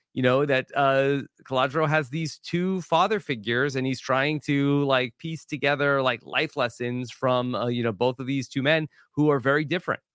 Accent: Long Island, New York, United States; growing up on Long Island

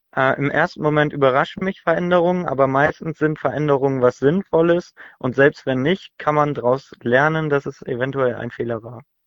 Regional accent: Hamburg, Germany; Ich komme aus Hamburg

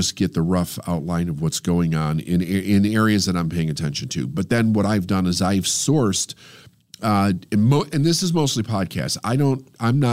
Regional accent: United States; I feel it's my responsibility as an American

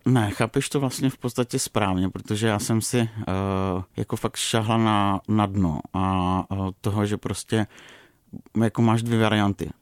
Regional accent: Moravia, Czechia; jsem z Moravy

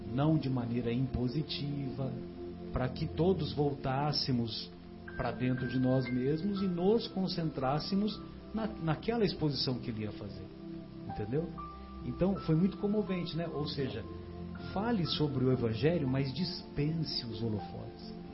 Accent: São José do Rio Pardo, São Paulo, Brazil; lá na minha cidade tinha, São José do Rio Pardo, né?

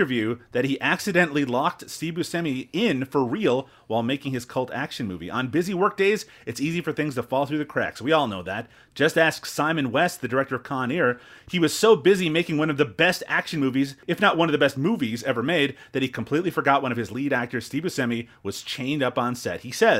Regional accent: Newfoundland and Labrador, Canada; accent: Newfoundland; Maybe I should fall back into my Newfoundland accent and see how people feel about that.

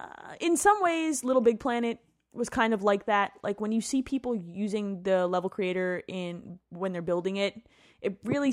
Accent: New Jersey, United States; I grew up in New Jersey. I got to represent Jersey pride on this one.

